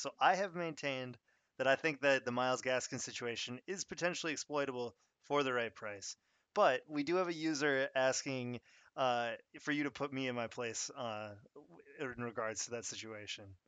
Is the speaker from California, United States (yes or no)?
no; Minnesota, United States; I'm actually from Minnesota